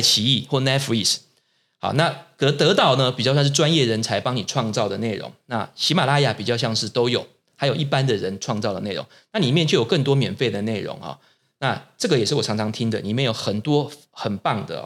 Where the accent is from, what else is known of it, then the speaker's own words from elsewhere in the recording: Taiwan; 我们台湾人自己是谁